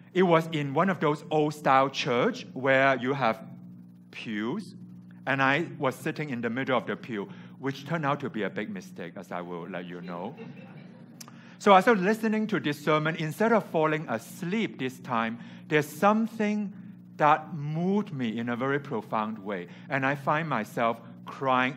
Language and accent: English; Hong Kong; English is a second language; moved away as an adult; also born or lived in California; I came from Hong Kong where I grew up and went to California for university